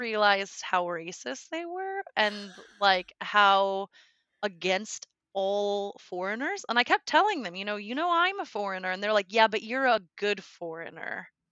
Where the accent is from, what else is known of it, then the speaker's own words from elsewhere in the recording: United States; first language English; moved away as an adult; now in Germany; I'm from the U S